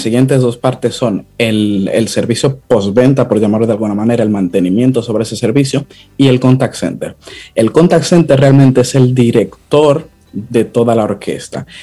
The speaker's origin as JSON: {"language": "Spanish", "country": "Dominican Republic", "said": "nosotros los dominicanos"}